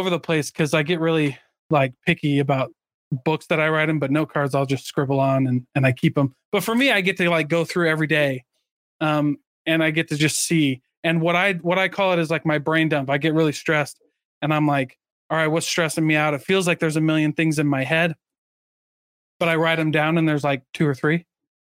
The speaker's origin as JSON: {"language": "English", "region": "Midwest", "country": "United States", "tie": "born or raised there", "said": "I grew up in the Midwest. We rode trains all the time."}